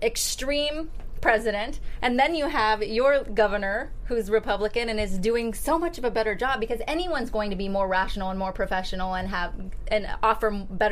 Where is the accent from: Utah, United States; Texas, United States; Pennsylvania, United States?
Texas, United States; moved away as an adult; now in California, United States; born and raised in Texas. Lived there for 18 years. Now I'm in California.